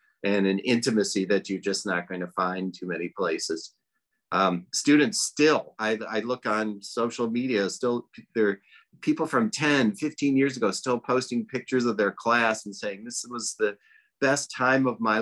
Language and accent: English; Detroit, Michigan, United States; moved away as an adult; also born or lived in New York; I'm from Detroit. So I moved to New York to go to Natural Gourmet Institute